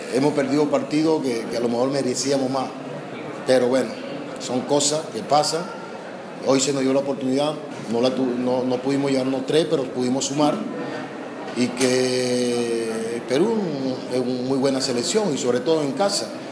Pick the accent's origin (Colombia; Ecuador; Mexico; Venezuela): Venezuela; los que somos venezolanos